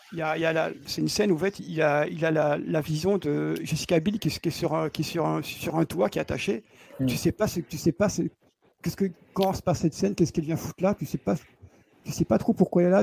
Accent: Belgium; je suis belge

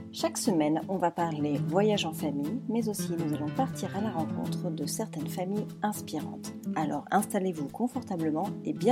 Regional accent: Spain; accent: Spanish; French is a second language; J'ai eu l'occasion de faire une petite vidéo avec mon superbe accent espagnol euh, pour son école.

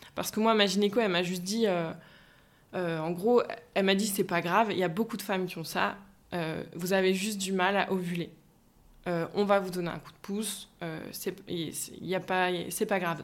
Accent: Brittany, France; moved away as an adult; now in Nantes, France; je suis bretonne d'origine

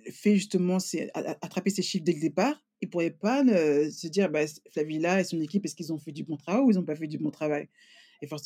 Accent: France; now in England, United Kingdom; moi, quand j'ai quitté la France, euh, bon, ça fait même presque 19 ans

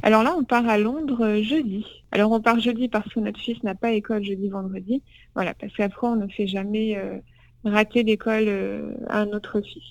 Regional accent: France; en tant que Français

